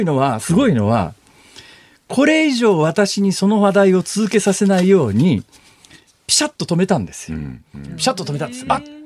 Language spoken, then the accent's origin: Japanese; Saitama, Japan; 私は埼玉県だから